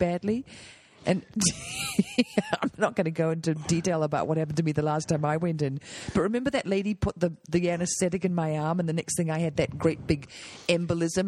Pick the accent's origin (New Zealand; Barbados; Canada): New Zealand; moved away; I'm from New Zealand. We had a vegetable garden. We grew potatoes.